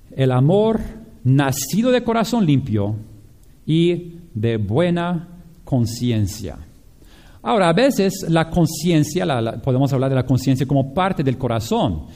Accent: Japan; moved away; yo crecí con esto por, en Japón

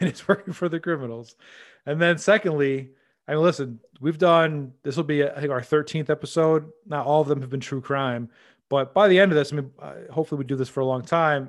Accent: United States; as an American

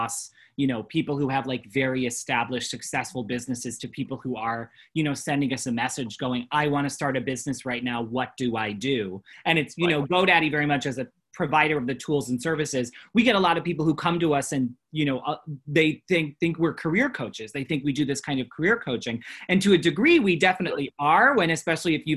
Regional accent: Rochester, New York, United States; I'm from Rochester

